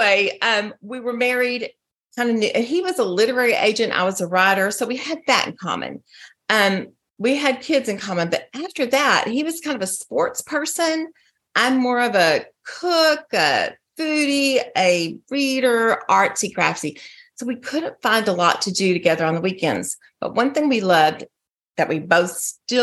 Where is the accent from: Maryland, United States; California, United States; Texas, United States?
Texas, United States; moved away as an adult; also born or lived in Colorado; now in Arizona, United States; I'm from Texas